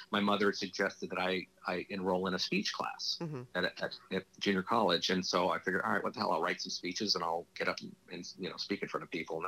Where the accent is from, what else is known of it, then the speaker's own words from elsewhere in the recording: Los Angeles, California, United States; I grew up in Hollywood.